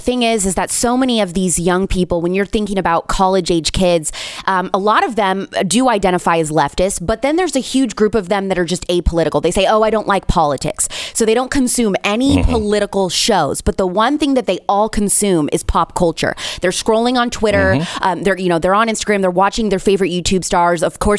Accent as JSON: {"language": "English", "region": "Indiana", "country": "United States", "tie": "born or raised there", "said": "I didn't grow up in the South. I grew up in the Midwest. I'm an Indiana girl. I'm a Hoosier."}